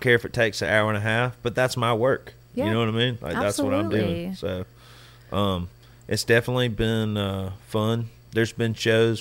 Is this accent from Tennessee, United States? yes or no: no; Alabama, United States; Rock the South, which is in my home state